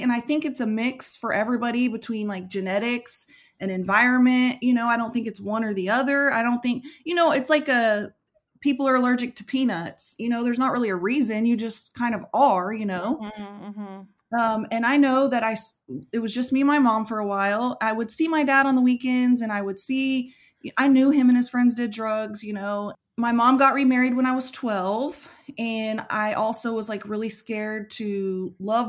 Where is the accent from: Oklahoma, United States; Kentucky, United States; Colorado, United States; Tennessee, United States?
Oklahoma, United States; I was born and raised here in Oklahoma where I live.